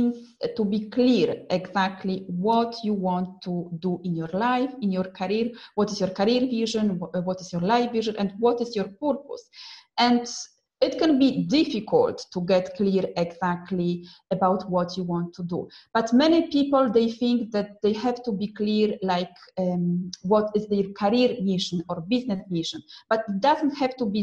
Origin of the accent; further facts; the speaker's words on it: Poland; also born or lived in Milan, Italy / Manchester, United Kingdom / London, United Kingdom; now in Rome, Italy; I am from Poland, but I lived in Italy and UK, and now I am again back to Italy